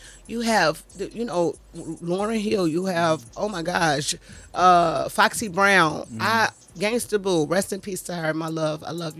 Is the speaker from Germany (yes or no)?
yes; Germany; born there; Well, Papa, because I was born in Germany, Papa wanted me to be in the Army.